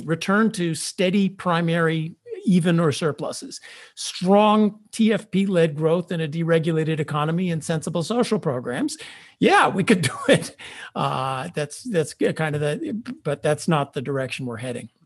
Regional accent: Chicago, Illinois, United States; moved away; I came from Chicago.

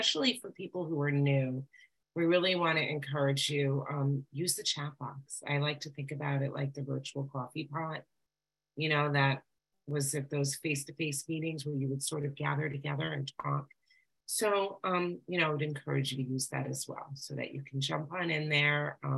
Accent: New York, United States; I'm a recovered compulsive overeater. I'm from New York.

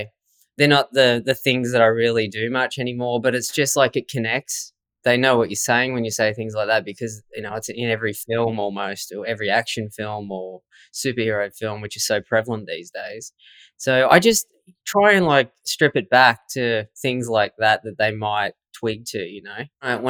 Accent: Swan Hill, Victoria, Australia; I grew up in Swan Hill, Victoria

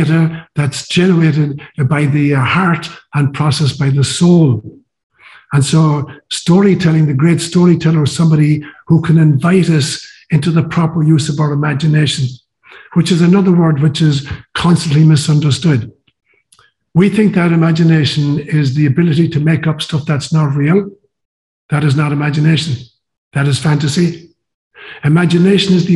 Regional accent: Ireland; moved away as an adult; also born or lived in Kenya; I'd been raised kind of bilingually, Gaelic and English, and all of my education in high school was through Gaelic.

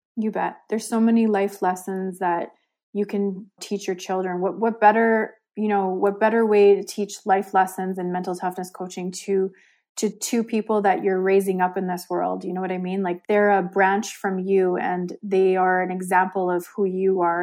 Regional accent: Calgary, Alberta, Canada; I'm from Calgary, Alberta, Canada. Born and raised a first generation Canadian

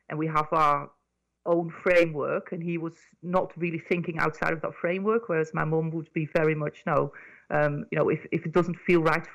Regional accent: Netherlands; moved away as an adult; now in United Kingdom; I grew up in Holland

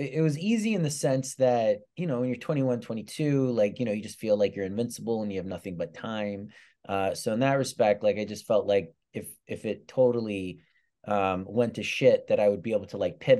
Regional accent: England, United Kingdom; born there; I have a British passport because I was born in England.

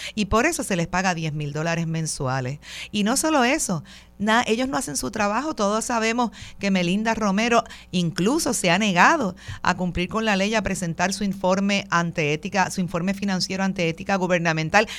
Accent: Puerto Rico; lo que somos como puertorriqueños

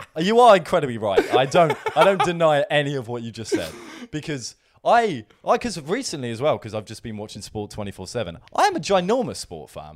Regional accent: Brighton, South East England, United Kingdom; Brighton because it's my, it's my hometown

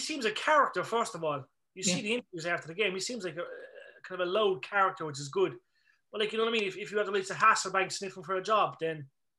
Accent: Ireland; it's all right for us because we're Irish

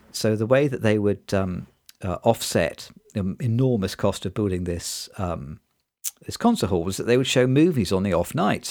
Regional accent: Nottingham, East Midlands, United Kingdom; I grew up in Nottingham, which is in the East Midlands in the U K

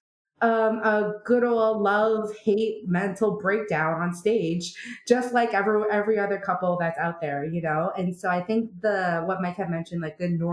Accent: Canada; I am Korean Canadian

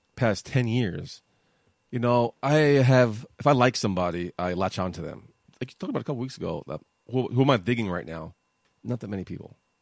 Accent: New York, United States; I was from New York

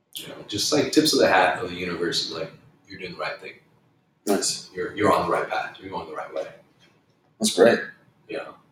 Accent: Arvada, Colorado, United States; I grew up in Arvada, Colorado

